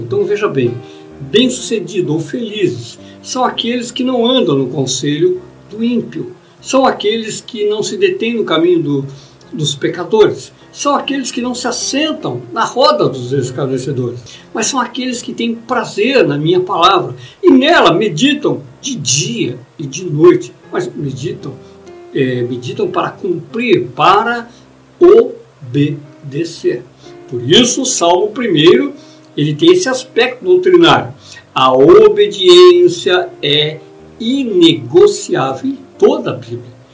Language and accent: Portuguese; Brazil; nós como brasileiros